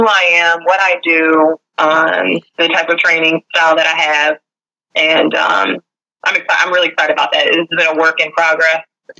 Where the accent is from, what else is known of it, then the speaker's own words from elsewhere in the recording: Richmond, Virginia, United States; Born and raised in Richmond, Virginia.